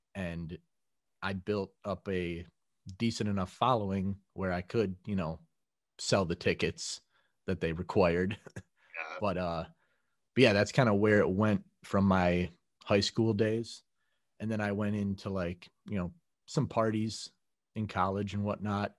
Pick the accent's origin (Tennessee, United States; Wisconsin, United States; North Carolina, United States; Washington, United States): Wisconsin, United States; Mequon; I grew up in Mequon, which is maybe 10 minutes north of where I am